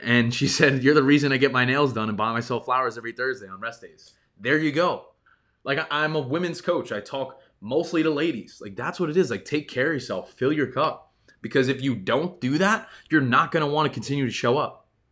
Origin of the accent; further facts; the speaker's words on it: New York, United States; I grew up in New York